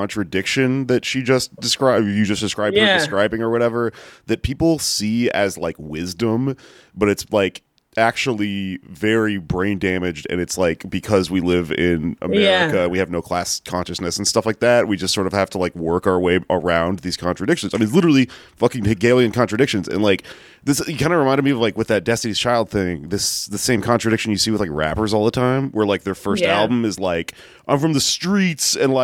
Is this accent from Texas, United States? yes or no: yes; Houston, Texas, United States; I'm from fucking Houston